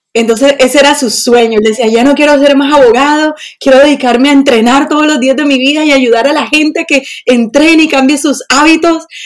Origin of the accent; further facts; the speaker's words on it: Barranquilla, Atlántico, Colombia; moved away as an adult; now in Sweden; soy de Colombia, de Barranquilla, la costa.